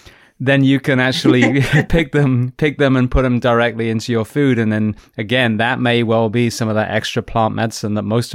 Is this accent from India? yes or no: no; England, United Kingdom; I'm English